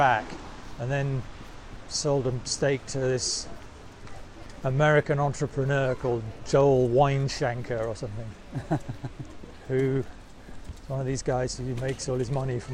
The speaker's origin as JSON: {"language": "English", "area": "Wiltshire", "region": "South West England", "country": "United Kingdom", "tie": "born or raised there", "moved": "as an adult", "lives_now": "London, United Kingdom", "said": "I grew up in Wiltshire."}